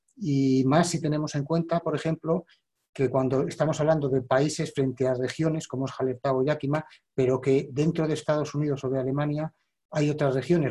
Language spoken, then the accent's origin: Spanish; Spain; yo soy español